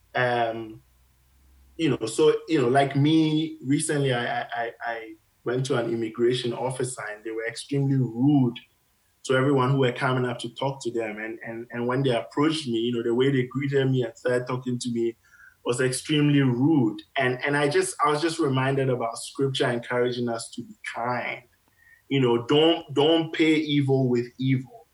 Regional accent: Ghana; moved away as an adult; now in Canada; I grew up in Ghana.

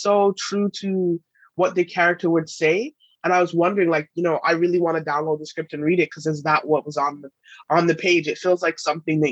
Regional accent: England, United Kingdom; being British, like growing up in England

